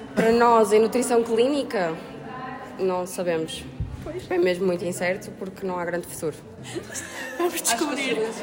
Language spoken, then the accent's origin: Portuguese; Coimbra, Centro, Portugal; moved away as an adult; now in Porto, Portugal; Sou de Coimbra